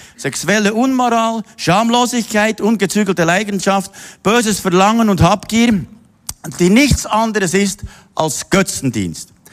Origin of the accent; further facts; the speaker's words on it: Simmental, Bern, Switzerland; ich bin im Bauer aufgewachsen, im Simmental hinter